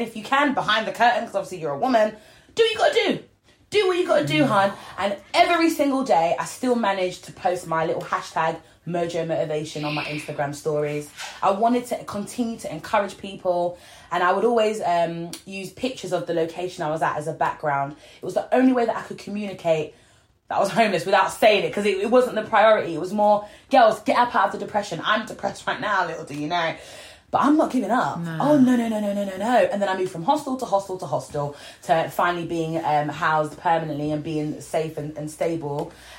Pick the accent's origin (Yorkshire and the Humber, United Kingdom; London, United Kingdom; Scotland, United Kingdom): Yorkshire and the Humber, United Kingdom; North Lincolnshire, near Grimsby; moved away; also born or lived in Peckham; I'm a northerner, by the way. Whereabouts? Well, I was brought up in North Lincolnshire, teeny tiny little village next to Grimsby